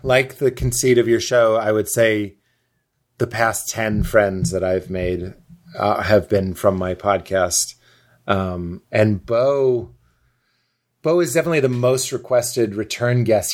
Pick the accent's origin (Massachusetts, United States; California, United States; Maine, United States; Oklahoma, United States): Massachusetts, United States; Lexington; my mom's Lithuanian and my dad's Irish and I'm from Boston, but really I'm from Lexington, but I say Boston because when I say Lexington, people think I mean Kentucky